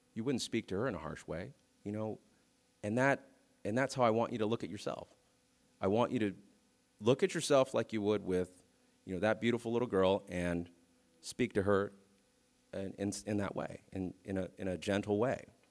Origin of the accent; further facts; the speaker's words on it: Vallejo, California, United States; I'm from Vallejo